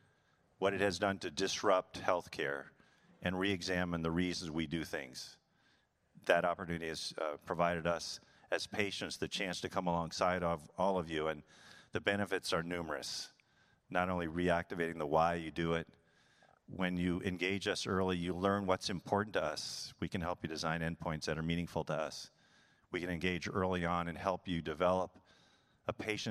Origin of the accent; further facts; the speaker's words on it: San Diego, California, United States; it was my hometown